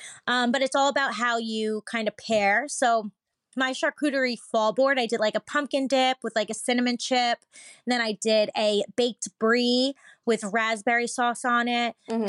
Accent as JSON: {"language": "English", "town": "St. Louis", "region": "Missouri", "country": "United States", "said": "I'm Kaylee from St. Louis, Illinois."}